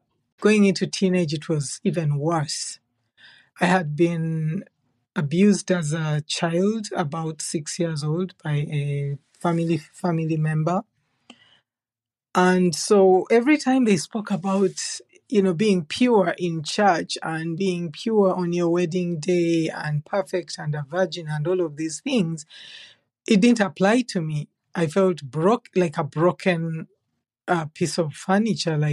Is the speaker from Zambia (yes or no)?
no; Central Region, Uganda; moved away as an adult; now in Canada; I was raised in Uganda, in Central Uganda